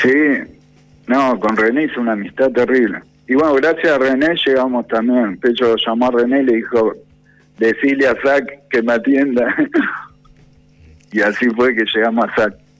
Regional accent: Buenos Aires, Argentina; yo me crié de chico ahí en Saavedra, que era un barrio muy tanguero

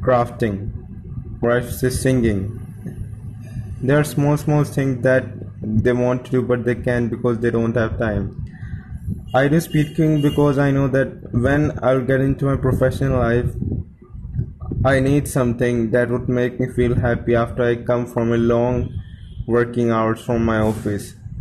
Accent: India; I'm from India

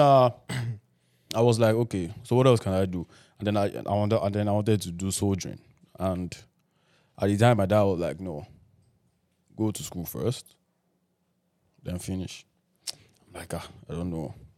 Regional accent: Nigeria; growing up in Nigeria

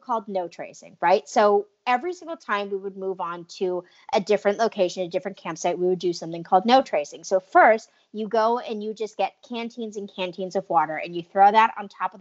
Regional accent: New England, United States; also born or lived in Arizona; I grew up in New England

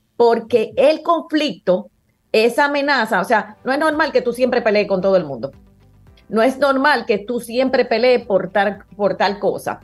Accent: Dominican Republic; nosotros que somos los dominicanos

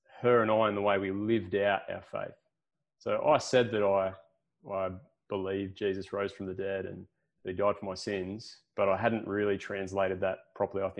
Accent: Wollongong, New South Wales, Australia; moved away as an adult; now in Port Macquarie, Australia; I'm originally from the Illawarra, so around Wollongong way. Spent most of my life there.

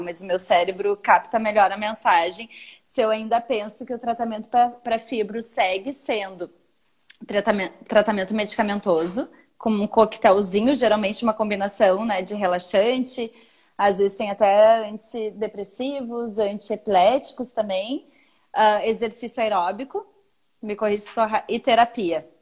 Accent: Brazil; Sou brasileiro

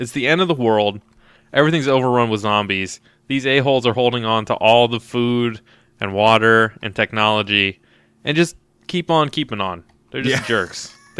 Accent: United States; as an American

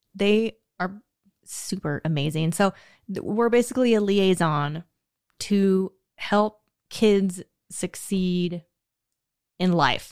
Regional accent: United States; I grew up on Pion Prairie

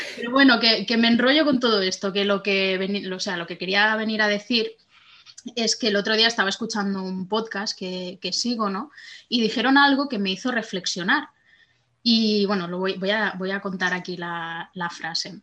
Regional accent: Barcelona, Catalonia, Spain; moved away as an adult; now in France; me había mudado a Francia, yo soy de Barcelona

